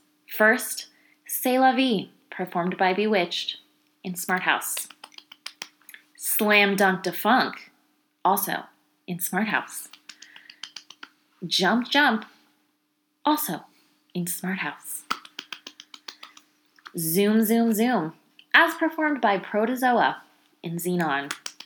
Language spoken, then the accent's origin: English; East Coast, United States; I grew up on the East Coast